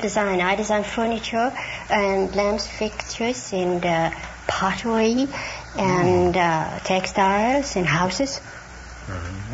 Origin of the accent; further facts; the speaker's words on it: Helsingborg, Skåne, Sweden; moved away; Helsingborg, Sweden.